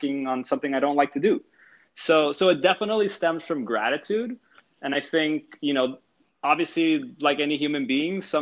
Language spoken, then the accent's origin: English; San Pedro Sula, Cortés, Honduras; moved away; I was born in San Pedro Sula, Honduras